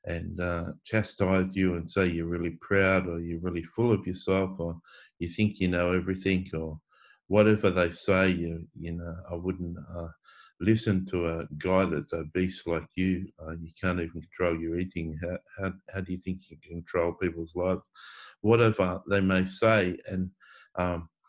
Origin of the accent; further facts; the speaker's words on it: Coffs Harbour, New South Wales, Australia; now in Sydney, Australia; I grew up in Coffs Harbour in a country town with a beach